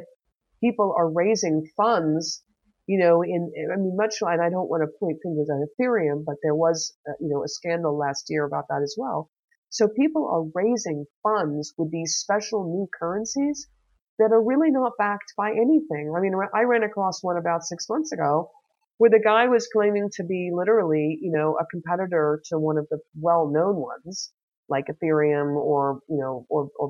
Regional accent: United States; now in Germany; being the American that I am

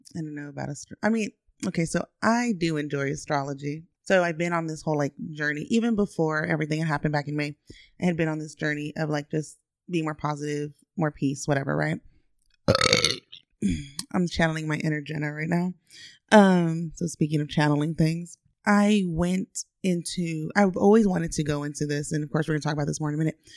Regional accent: Austin, Texas, United States; born and raised in Austin, Texas

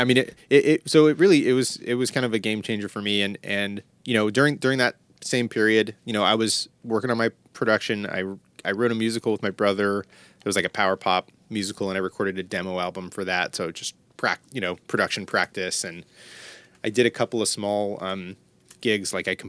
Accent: San Jose, California, United States; also born or lived in New York; I'm in Northern California. I'm in the Bay Area. I grew up in San Jose.

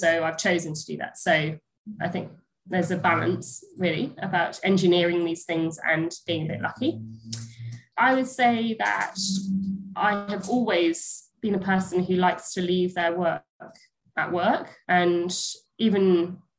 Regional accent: United Kingdom; first language English; I'm British

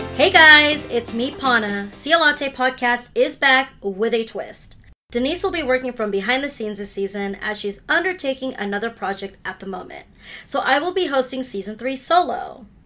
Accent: United States; first language Hindi; English is a second language; I'm a second generation American? Fun fact, Hindi was my first language

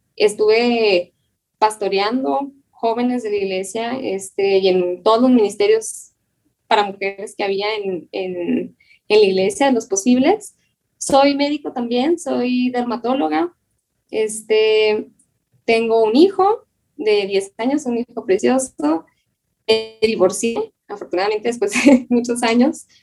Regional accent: Chihuahua, Mexico; Yo soy originaria de Chihuahua. Ahorita vivo en Chihuahua, justamente

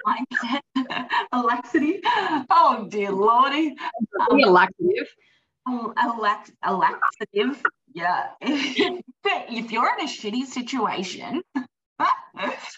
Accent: East Coast, United States; moved away; also born or lived in the desert; I grew up on the East Coast where it was luscious. And now I'm so grateful that I live in the desert

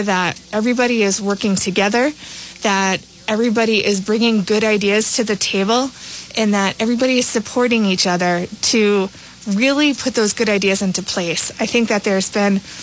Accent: Woonsocket, Rhode Island, United States; moved away; I am originally from Woonsocket

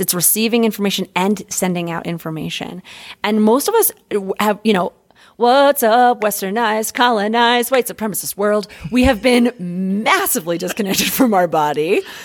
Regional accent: United States; as American fuckers

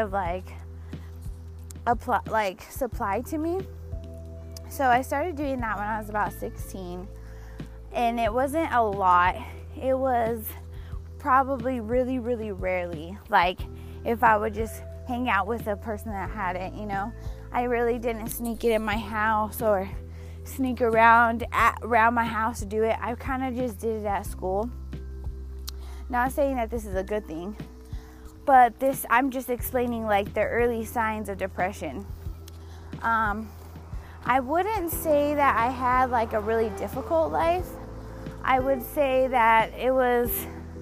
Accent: Denver, Colorado, United States; I was born and raised in Denver, Colorado.

